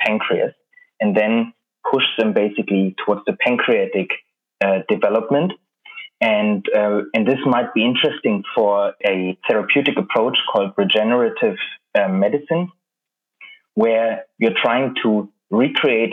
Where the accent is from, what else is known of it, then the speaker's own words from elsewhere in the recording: Berlin, Germany; moved away as an adult; now in London, United Kingdom; I'm originally from Berlin